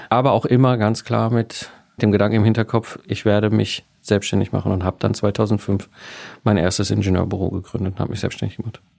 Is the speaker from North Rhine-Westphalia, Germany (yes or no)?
yes; North Rhine-Westphalia, Germany; sondern ich komme ursprünglich aus dem Ruhrpott zwischen Kohle und Stahl aufgewachsen